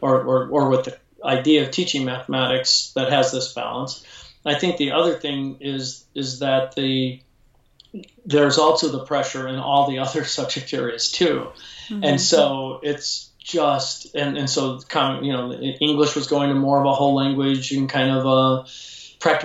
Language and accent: English; Chicago, Illinois, United States; now in Lodi, United States; I'm from Chicago, but we live in Northern California now in a small town called Lodi, California